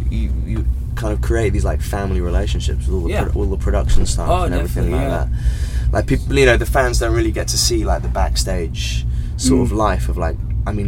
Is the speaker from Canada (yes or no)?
no; England, United Kingdom; Just because I'm English